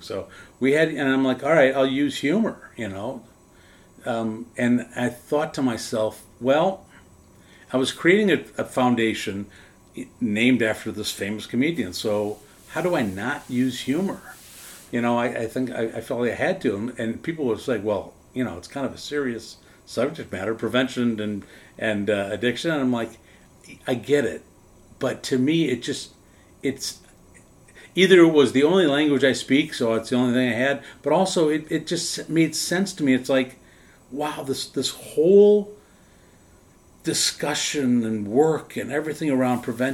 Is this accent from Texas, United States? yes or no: no; Wisconsin, United States; born or raised there